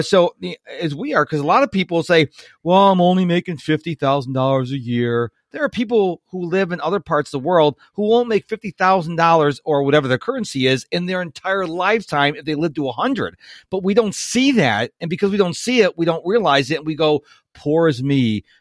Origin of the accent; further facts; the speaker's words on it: United States; I was born in America.